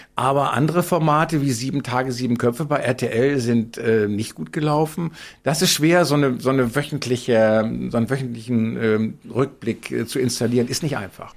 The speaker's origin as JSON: {"language": "German", "town": "Bielefeld", "region": "North Rhine-Westphalia", "country": "Germany", "tie": "born or raised there", "moved": "yes", "said": "bin ich in Bielefeld ja geboren und habe lange gelebt"}